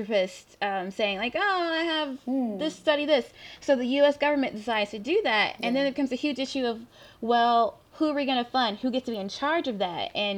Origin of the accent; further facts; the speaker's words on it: the South, United States; I'm from the South.